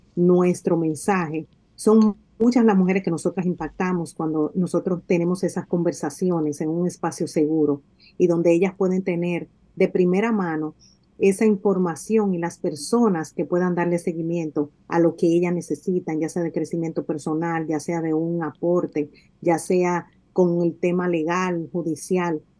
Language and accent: Spanish; Dominican Republic; moved away as an adult; now in United States; tengo seis años que salí de mi país Salí físicamente, pero ciertamente mi corazón, mi alma pertenecen a, mi tierra y de alguna manera nosotros como dominicanos que estamos en el exterior